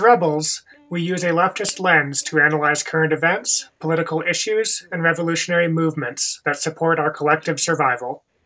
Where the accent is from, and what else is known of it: Idaho, United States; born or raised there